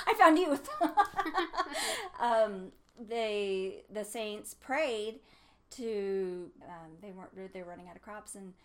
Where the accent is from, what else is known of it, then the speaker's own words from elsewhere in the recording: Utah, United States; also born or lived in New York; where are you from? Obviously, I didn't have that. And I said, Utah